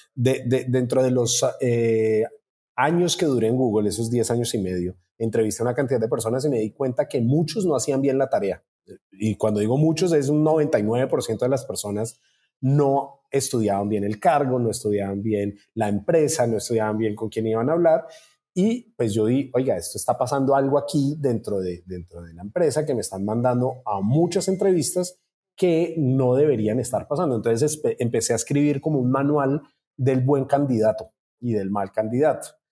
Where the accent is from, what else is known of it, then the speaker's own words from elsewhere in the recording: Colombia; now in Brazil; soy colombiano